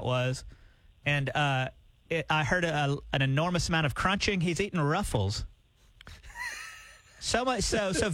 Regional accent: Alabama, United States; now in Tulsa, United States; my hometown down in Alabama

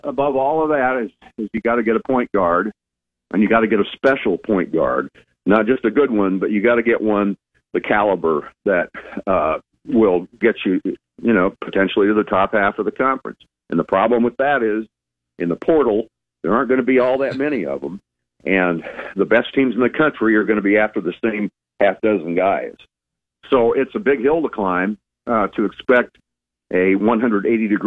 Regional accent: Lincoln, Nebraska, United States; I grew up in Lincoln years ago

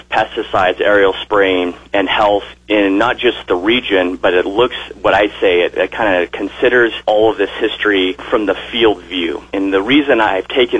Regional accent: southern Oregon, United States; now in Kearney, United States; I was born in Oregon and grew up in southern part of the state

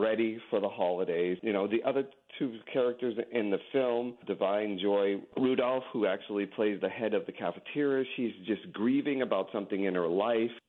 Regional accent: New England, United States; I grew up in New England

